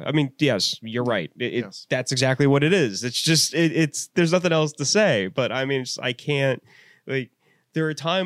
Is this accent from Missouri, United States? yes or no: yes; St. Louis, Missouri, United States; now in Pennsylvania, United States; growing up around St. Louis. I mean, that's on the edge of Tornado Alley.